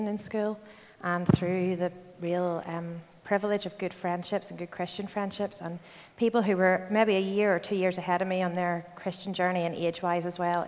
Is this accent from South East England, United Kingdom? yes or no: no; Belfast, Northern Ireland, United Kingdom; moved away as an adult; also born or lived in Glasgow; I'm from Belfast, and grew up here